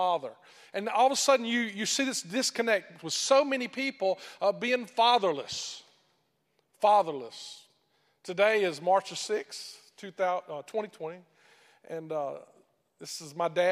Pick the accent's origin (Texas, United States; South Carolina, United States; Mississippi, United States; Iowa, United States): Mississippi, United States; accent: great thick accent; moved away as an adult; also born or lived in Sri Lanka; I'm originally from Mississippi